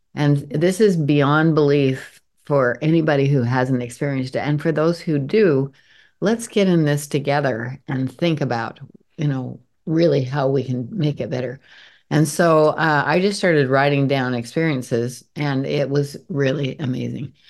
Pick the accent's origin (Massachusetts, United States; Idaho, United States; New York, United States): Idaho, United States; Montpelier; I grew up in Montpelier, Idaho, which is down in the very eastern, s, southeastern corner of Idaho